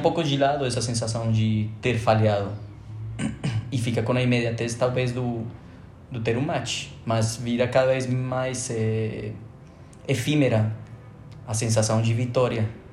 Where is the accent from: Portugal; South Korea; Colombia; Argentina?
Colombia; moved away as an adult; now in Brazil; Pretendendo voltar à Colômbia